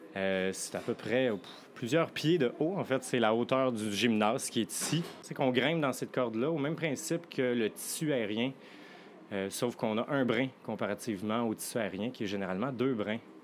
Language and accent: French; Quebec, Canada; moved away as an adult; now in Montreal, Canada; je ne suis pas montréalais d'origine, je viens du Lac-Saint-Jean